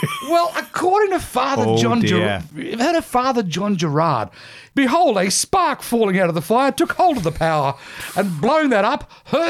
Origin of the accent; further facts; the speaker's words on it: Australia; even as an Aussie kid, we got taught that one at school